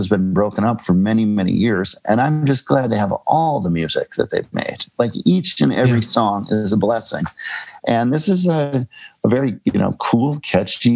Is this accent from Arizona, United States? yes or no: no; Minneapolis, Minnesota, United States; now in New York, United States; Minneapolis, where I grew up, is a small Midwestern town